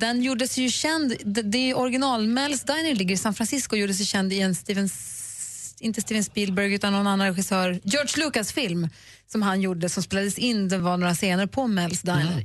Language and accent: Swedish; Luleå, Norrbotten County, Sweden; när jag var liten